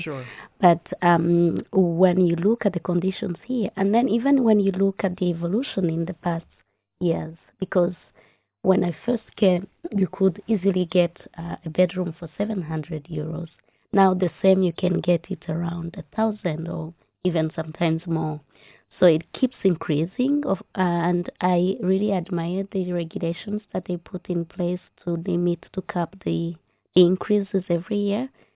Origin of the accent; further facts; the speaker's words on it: Rwanda; moved away as an adult; now in Ireland; my home country. So we call Rwanda a country of a thousand hills